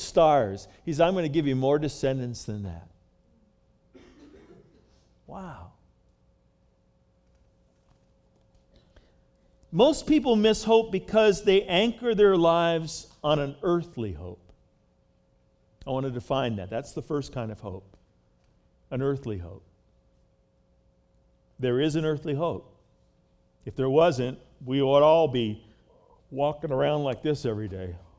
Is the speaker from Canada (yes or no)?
no; United States; my life as an American citizen